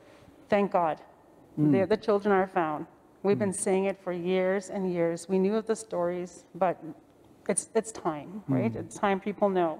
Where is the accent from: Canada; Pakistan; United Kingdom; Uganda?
Canada; Whatì, Northwest Territories; moved away; I'm originally from Wati, Northwest Territories. It's a small, tiny community. It's isolated. And I grew up in an environment where we didn't have running water or electricity until I was 12